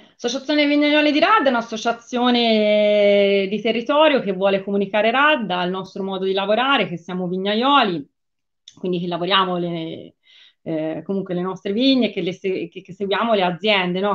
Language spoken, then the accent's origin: Italian; Tuscany, Italy